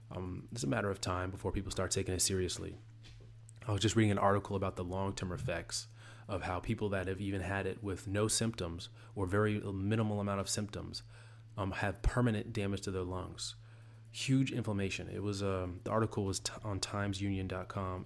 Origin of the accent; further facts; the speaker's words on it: the South, United States; I'm from the South